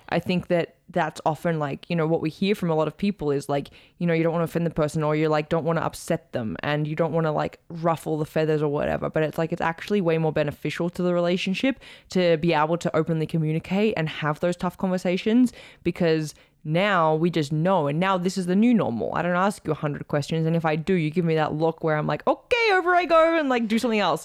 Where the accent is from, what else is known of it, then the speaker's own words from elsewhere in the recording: Australia; as an Aussie